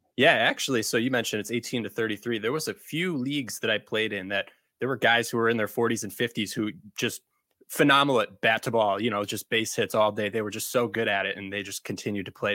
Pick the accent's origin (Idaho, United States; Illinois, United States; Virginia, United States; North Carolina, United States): Illinois, United States; Chicago; I grew up around the city of Chicago